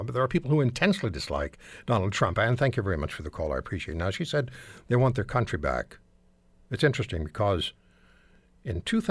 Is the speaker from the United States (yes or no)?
no; Canada; I'm from Canada